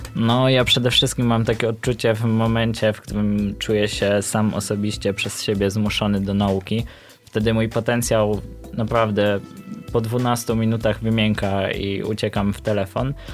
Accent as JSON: {"language": "Polish", "town": "Luboń", "region": "Greater Poland", "country": "Poland", "said": "z Lubonia, synem Mamana."}